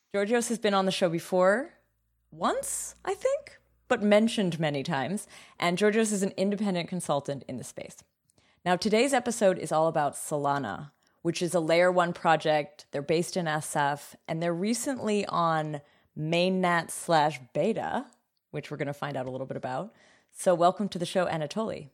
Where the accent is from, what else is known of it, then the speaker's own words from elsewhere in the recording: Canada; now in Germany; I'm from I'm from Canada, and tuition's different there. And also, I live in Germany